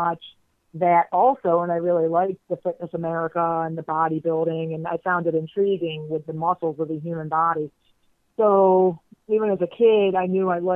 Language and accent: English; Miami, Florida, United States; I grew up, I did not go to public school in Dade County. I'm from Miami, well, south of Miami, actually